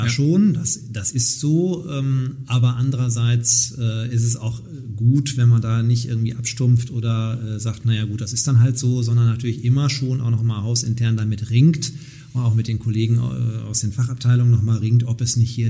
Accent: Nottuln, North Rhine-Westphalia, Germany; als Ratsmitglied in meiner Heimatgemeinde in Nottuln.

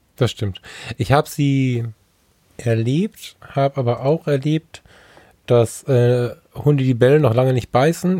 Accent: Düsseldorf, North Rhine-Westphalia, Germany; also born or lived in Ruhr area; ich bin Düsseldorfer

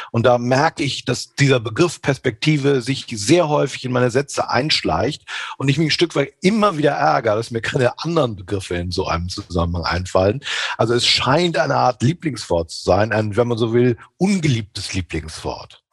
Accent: northwest Germany, Germany; Also ich als echter Norddeutscher aus dem Nordwesten kommt

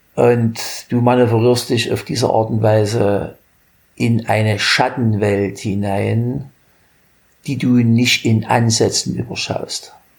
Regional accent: Germany; In meiner Jugend in der DDR

